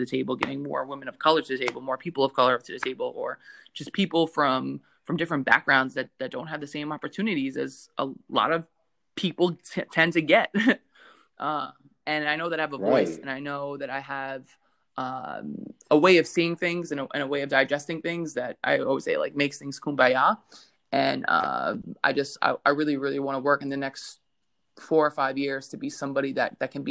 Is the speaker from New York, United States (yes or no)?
yes; New York, United States; accent: Brooklyn; I grew up in Brooklyn, New York, in a very, very diverse neighborhood.